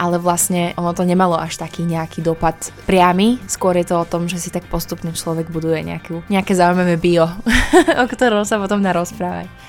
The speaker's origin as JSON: {"language": "Slovak", "country": "Slovakia", "also_born_or_lived": "Brighton, England", "moved": "as an adult", "said": "som prišla naspäť na Slovensko"}